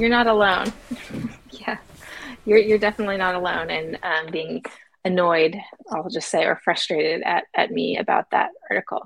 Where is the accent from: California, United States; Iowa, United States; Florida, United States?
Florida, United States; I'm from Florida.